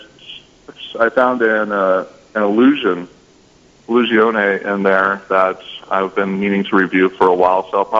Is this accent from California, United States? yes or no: yes; Whittier, California, United States; I'm from Whittier, California, which is a suburb of Los Angeles.